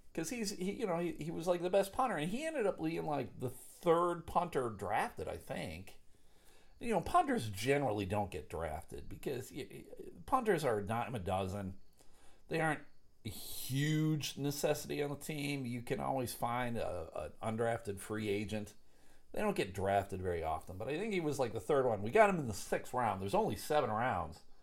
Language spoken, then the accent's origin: English; Buffalo, New York, United States; now in Grand Rapids, United States; I live in Grand Rapids, Michigan. Grew up in Buffalo.